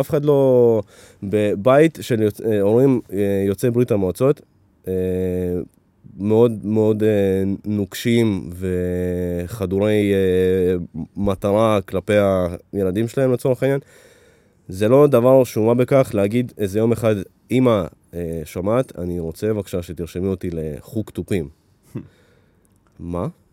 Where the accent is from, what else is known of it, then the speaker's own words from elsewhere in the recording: Netanya, Central District, Israel; also born or lived in Ukraine; נולדתי באוקראינה, עלינו לפה ב- כשהייתי בן חמש, חמש וחצי, והשתכנו בנתניה